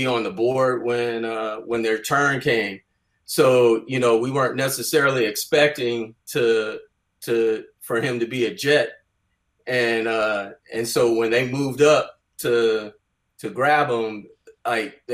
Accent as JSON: {"language": "English", "area": "Bay Area", "region": "California", "country": "United States", "tie": "born or raised there", "said": "growing up in the Bay Area"}